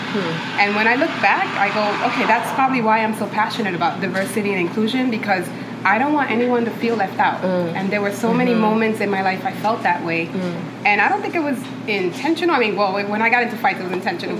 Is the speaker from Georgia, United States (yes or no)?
no; New York City, New York, United States; also born or lived in Dominican Republic; we grew up in a neighborhood that was mostly Puerto Rican and Black